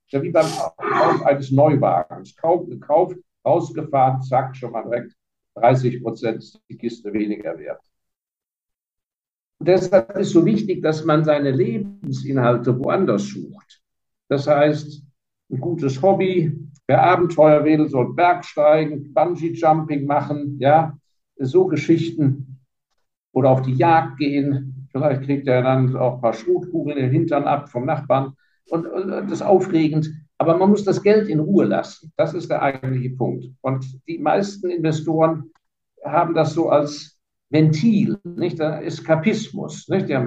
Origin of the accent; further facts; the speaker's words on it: Heidelberg, Baden-Württemberg, Germany; born there; also born or lived in Hong Kong; ich bin nicht in Hongkong geboren, ich bin geborener Heidelberger, da bin ich auch sehr stolz drauf.